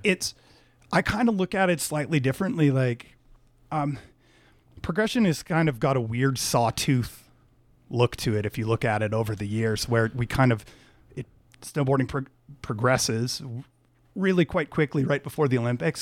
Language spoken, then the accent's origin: English; Canada; I'm Canadian